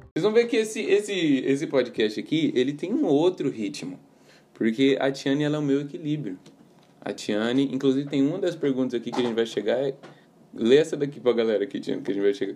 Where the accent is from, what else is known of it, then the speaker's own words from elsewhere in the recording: Campo Grande, Mato Grosso do Sul, Brazil; sou de Campo Grande